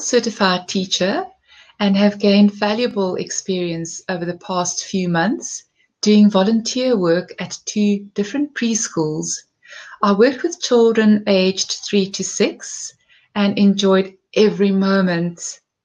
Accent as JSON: {"language": "English", "country": "South Africa", "said": "I am from South Africa."}